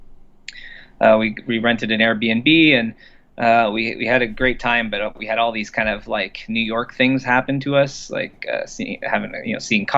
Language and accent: English; Orillia, Ontario, Canada; moved away; We're both from Orillia.